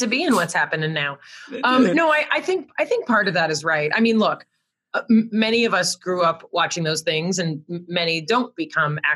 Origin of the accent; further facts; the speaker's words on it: Los Angeles, California, United States; also born or lived in San Diego; I grew up in Los Angeles, where I was one of the only white children in all of my classes